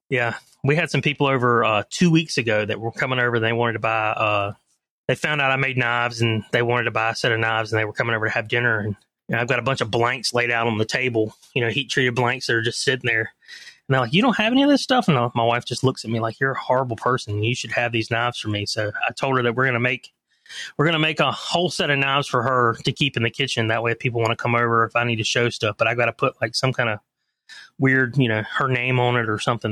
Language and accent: English; Leland, North Carolina, United States; also born or lived in Charlotte, North Carolina / Atlanta, Georgia; I grew up in a little town outside of Wilmington, North Carolina called Leland, North Carolina